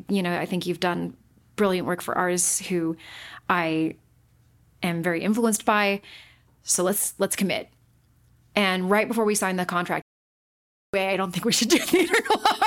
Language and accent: English; Utah, United States; Born and raised in Utah, and I was not raised Mormon.